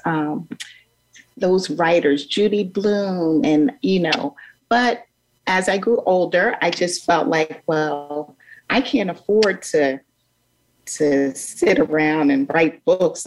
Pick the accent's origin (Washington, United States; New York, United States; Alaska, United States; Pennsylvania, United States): Pennsylvania, United States; Philadelphia; my growing up in North Philadelphia